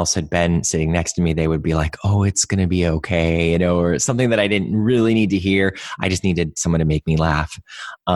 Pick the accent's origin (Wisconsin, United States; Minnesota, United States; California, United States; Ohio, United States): Ohio, United States; Cleveland; moved away; I grew up in Cleveland, not too far from where you guys are